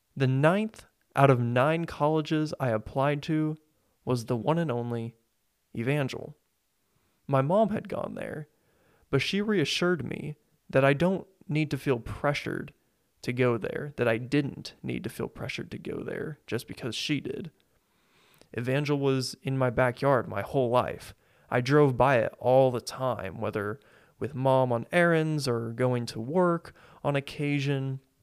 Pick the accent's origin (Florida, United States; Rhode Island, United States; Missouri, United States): Missouri, United States; Springfield; I was born and raised in Springfield, Missouri